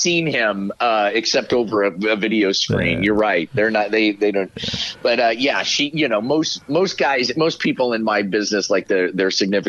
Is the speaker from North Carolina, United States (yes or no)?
no; Kansas, United States; moved away as an adult; also born or lived in Illinois; I came from Kansas.